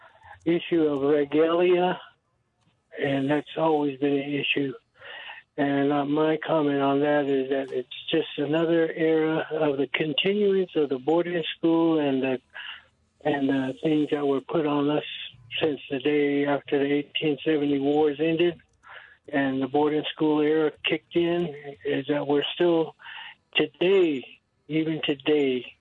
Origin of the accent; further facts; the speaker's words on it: New Mexico, United States; my hometown chapter of Tehachapi, New Mexico